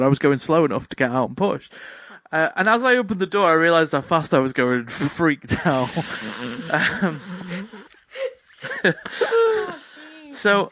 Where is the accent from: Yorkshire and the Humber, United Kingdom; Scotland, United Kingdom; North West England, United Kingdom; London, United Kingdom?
North West England, United Kingdom; Chester; I'm from the Chester area